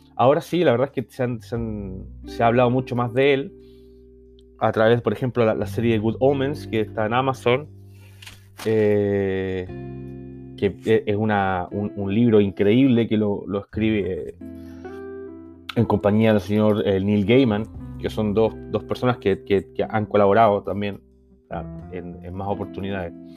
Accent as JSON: {"language": "Spanish", "country": "Chile", "moved": "yes", "lives_now": "Barcelona, Spain", "said": "yo soy chileno y vivo en, Barcelona."}